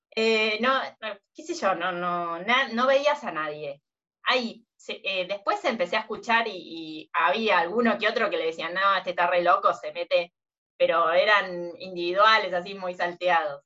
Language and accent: Spanish; Mar del Plata, Buenos Aires Province, Argentina; acá en Mar de Plata nací, me crié literalmente en la playa